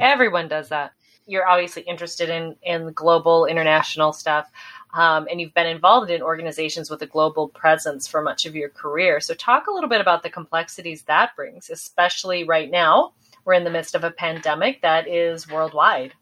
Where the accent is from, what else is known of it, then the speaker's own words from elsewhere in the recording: South Dakota, United States; growing up in South Dakota